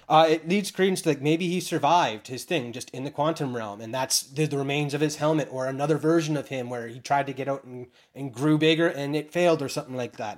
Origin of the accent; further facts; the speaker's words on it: Canada; being Canadian